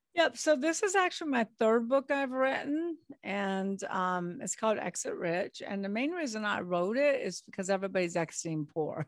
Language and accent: English; Long Beach, California, United States; now in New Orleans, United States; I was born in Long Beach, California